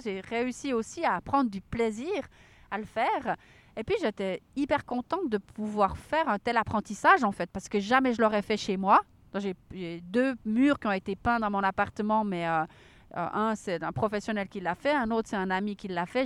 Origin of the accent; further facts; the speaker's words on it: Switzerland; chez nous en Suisse